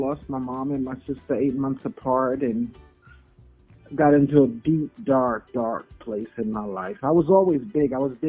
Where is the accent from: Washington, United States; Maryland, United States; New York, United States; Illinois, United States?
New York, United States; from New York